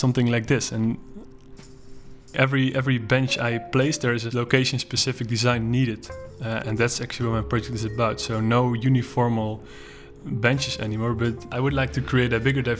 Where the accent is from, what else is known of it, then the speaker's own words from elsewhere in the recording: Netherlands; I'm from the Netherlands